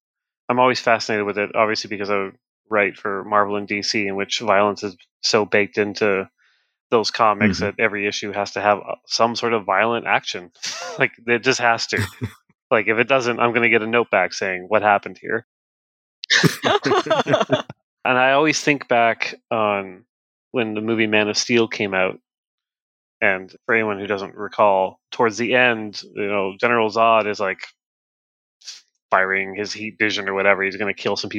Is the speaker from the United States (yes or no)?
no; Canada; I'm Canadian, so it's a different government.